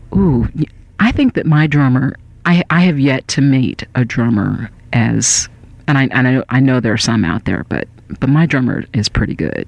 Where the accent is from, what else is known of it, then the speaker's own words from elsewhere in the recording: Northern California, United States; moved away as an adult; now in Los Angeles, United States; I'm originally from Northern California